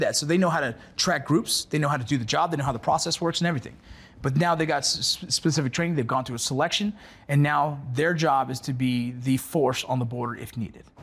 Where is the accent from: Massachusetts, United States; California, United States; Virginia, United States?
California, United States; Los Angeles; growing up here in L A.